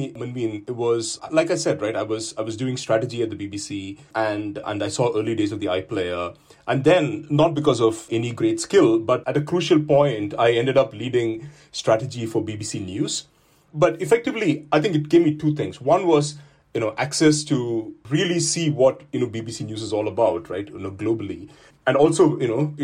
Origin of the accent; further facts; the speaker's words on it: India; moved away as an adult; now in United Kingdom; my own background is very much that I grew up in India